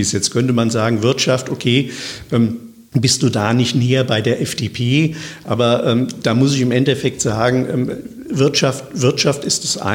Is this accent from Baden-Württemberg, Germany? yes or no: no; Wiesbaden, Hesse, Germany; Und ich bin ja nun gebürtiger Wiesbadener. Und äh, von daher liegt mir Wiesbaden natürlich, natürlich am, am, am Herzen.